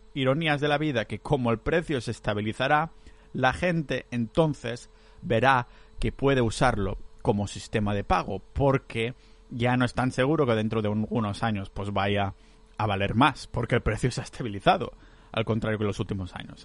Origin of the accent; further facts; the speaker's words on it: Catalonia, Spain; moved away; yo soy muy catalán